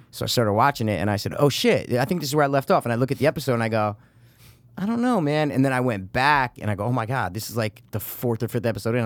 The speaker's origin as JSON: {"language": "English", "country": "United States", "said": "I'm American as fuck"}